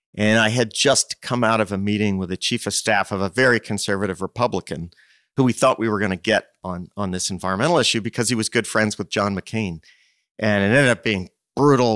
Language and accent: English; Princeton, New Jersey, United States; moved away as an adult; I grew up in Princeton